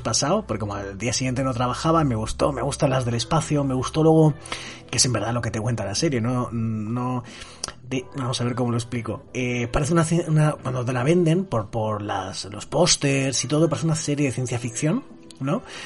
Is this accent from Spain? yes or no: yes; Spain; en mi país, por ejemplo, en España